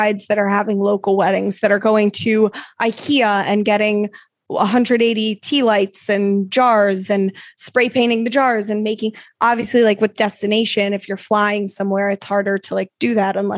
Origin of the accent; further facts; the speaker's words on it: Salisbury, Maryland, United States; moved away; we went home to the Eastern Shore of Maryland to do that back home